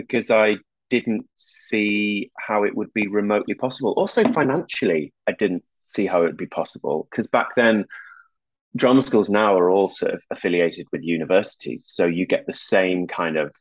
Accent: Whitby, Yorkshire and the Humber, United Kingdom; moved away as an adult; I'm from a town, a little fishing town on the northeast coast of England called Whitby

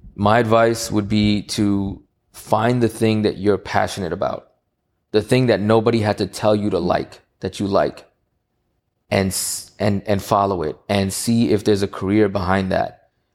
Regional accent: New York City, New York, United States; in Queens, New York. I'm from Queens

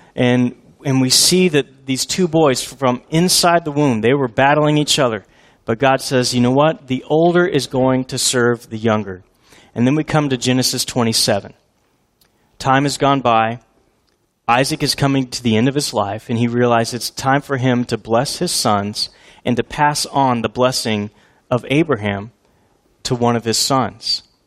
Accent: Houston, Texas, United States; I grew up in Houston as an Oilers fan

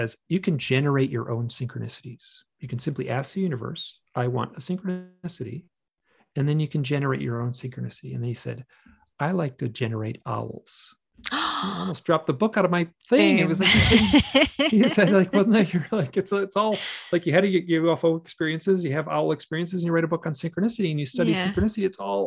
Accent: Michigan, United States; accent: twang; I grew up in Michigan

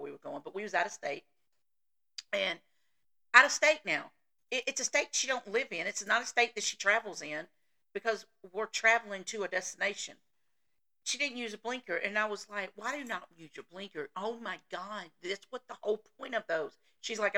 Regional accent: Tennessee, United States; accent: Southern; I grew up in Tennessee

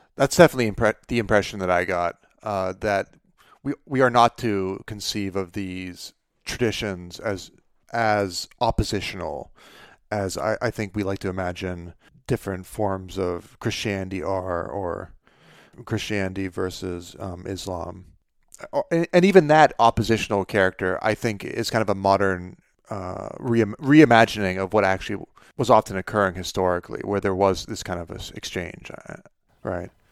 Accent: Pennsylvania, United States; my hometown of Pennsylvania, uh, my, my home state

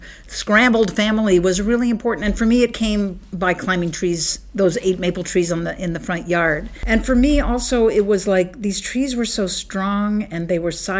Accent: Bethesda, Maryland, United States; I grew up in Bethesda, Maryland, which is like a suburb of Washington, D.C.

